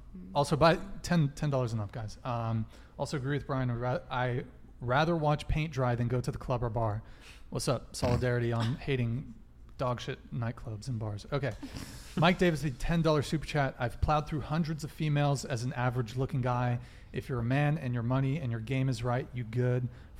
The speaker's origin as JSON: {"language": "English", "country": "Colombia", "said": "Colombia, my dude."}